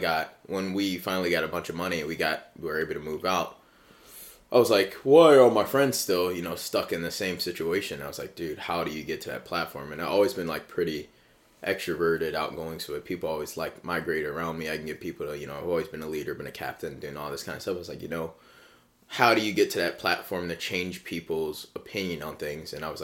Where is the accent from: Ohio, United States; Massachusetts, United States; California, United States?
Ohio, United States; Cincinnati; I was born in Ohio. I was born here, but my mom wasn't.